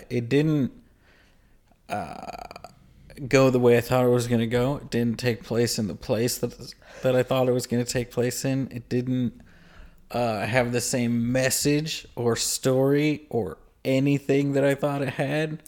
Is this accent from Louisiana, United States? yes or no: yes; Louisiana, United States; I grew up in Louisiana around a lot of people that were white.